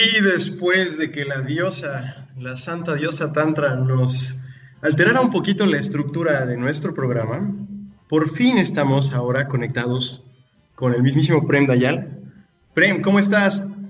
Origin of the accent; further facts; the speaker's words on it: Puebla, Mexico; una banda mexicana, poblana de hecho, de donde soy yo